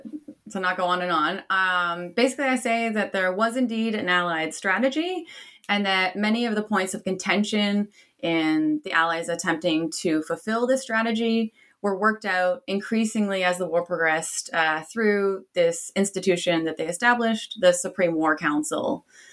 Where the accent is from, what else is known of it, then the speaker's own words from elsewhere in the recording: Canada; He was also Canadian, so I'm Canadian by origin.